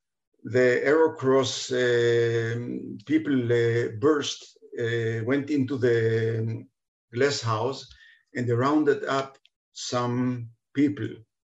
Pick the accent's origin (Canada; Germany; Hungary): Hungary; Budapest; born there; I was born in Budapest in 45, actually in March 45.